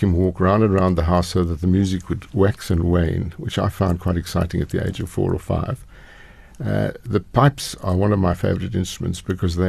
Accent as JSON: {"language": "English", "town": "Pretoria", "region": "Gauteng", "country": "South Africa", "tie": "born or raised there", "also_born_or_lived": "Durban / Scotland", "said": "I grew up in Pretoria"}